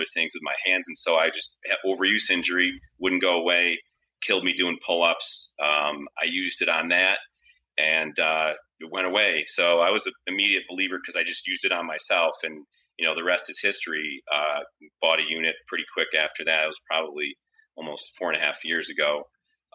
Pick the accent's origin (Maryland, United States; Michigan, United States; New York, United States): New York, United States; Rochester; moved away as an adult; also born or lived in Syracuse, New York; Rochester, which is, you know, my hometown